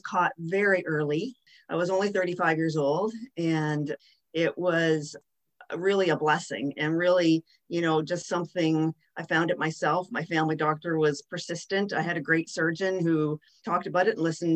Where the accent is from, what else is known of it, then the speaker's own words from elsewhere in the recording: West Lorne, Ontario, Canada; I'm actually from West Lorne, Ontario